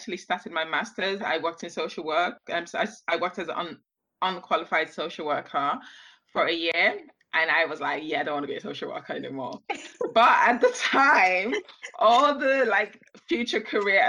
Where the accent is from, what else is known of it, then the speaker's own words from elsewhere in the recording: London, United Kingdom; also born or lived in Nigeria; I was born right here in London, and my mom had this brilliant idea of taking me back to Nigeria as a baby, where I spent my early formative years and never ever acclimatized back to British weather or British food, even though I've lived in England most of my life. Returned to London when I was about 9